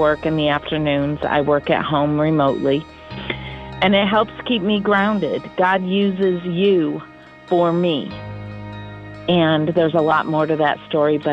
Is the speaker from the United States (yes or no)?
yes; Waterford, Mississippi, United States; I'm from Waterford, Mississippi.